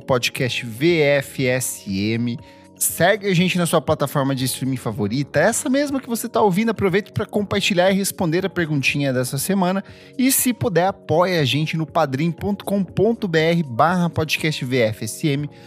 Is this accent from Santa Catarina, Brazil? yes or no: no; Itaipulândia, Paraná, Brazil; moved away; eu cresci em Itaipulândia ali, é um município que fica a uma hora de Foz do Iguaçu